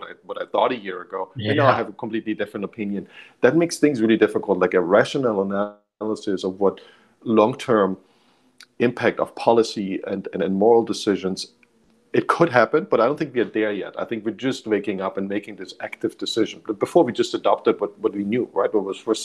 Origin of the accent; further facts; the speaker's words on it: Germany; I grew up in Germany, which doesn't really have that culture.